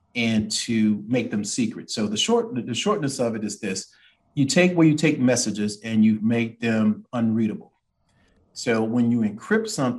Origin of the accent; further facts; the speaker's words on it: Columbia, South Carolina, United States; I'm from Columbia, South Carolina